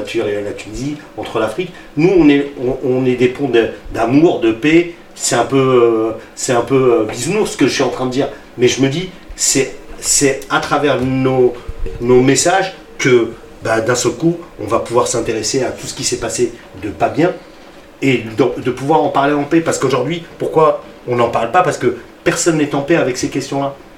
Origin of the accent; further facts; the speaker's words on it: Sarcelles, Île-de-France, France; also born or lived in Garges-lès-Gonesse / Paris; Moi je suis né à Sarcelles. Mm. mes parents sont d'origine marocaine, ok, c'est un fait, mm. mais concrètement, si on, parle factuel, mm, mm. je suis né à Sarcelles